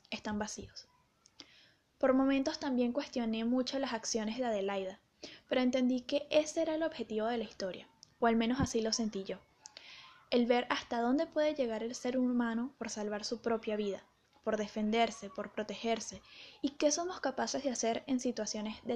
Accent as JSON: {"language": "Spanish", "town": "Caracas", "region": "Capital District", "country": "Venezuela", "tie": "born or raised there", "said": "tuve mucho interés por leer sobre mi ciudad natal en los años 50, 60, 70, 80, porque Caracas era una ciudad llena de vida, prosperidad y belleza"}